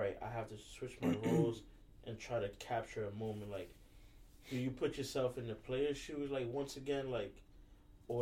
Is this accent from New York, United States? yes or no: yes; New York City, New York, United States; I come from New York City.